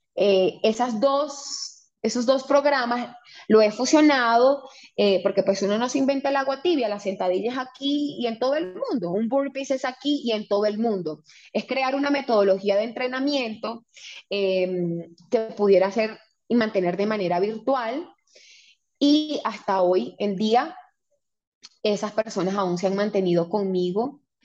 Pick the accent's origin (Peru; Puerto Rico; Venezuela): Venezuela; moved away as an adult; also born or lived in Panama; now in Colombia